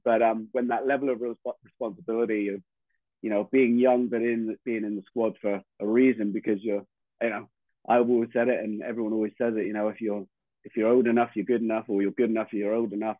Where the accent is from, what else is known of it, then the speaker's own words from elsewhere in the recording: Tiverton, South West England, United Kingdom; moved away as an adult; now in New Zealand; my hometown club